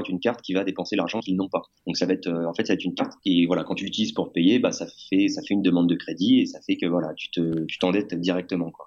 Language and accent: French; France; now in Mexico; en tant que Français